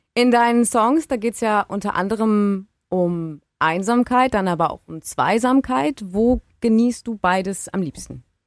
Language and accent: German; Baden-Württemberg, Germany; bei uns in Baden-Württemberg